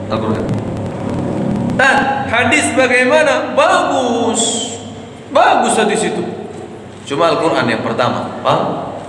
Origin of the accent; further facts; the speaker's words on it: Riau, Indonesia; Makanya hari pertama saya ceramah di kampung saya Riau